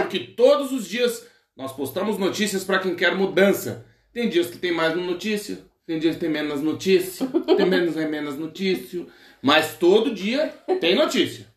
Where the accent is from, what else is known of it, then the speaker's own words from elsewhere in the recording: Rio Grande do Sul, Brazil; first language Portuguese; moved away; Eu sou nativo português brasileiro. Ponto. Então, assim, no momento de estresse, eu vou pra minha língua nativa. Uhum. Né? E no caso que eu sou gaúcho